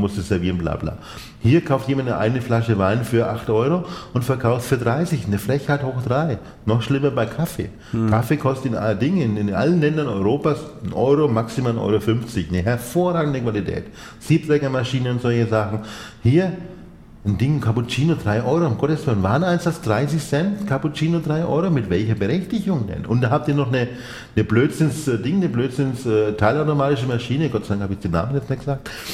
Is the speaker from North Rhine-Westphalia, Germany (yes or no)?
no; Nuremberg, Bavaria, Germany; moved away as an adult; also born or lived in Spain; now in Fürth, Germany; ich bin geborener Nürnberger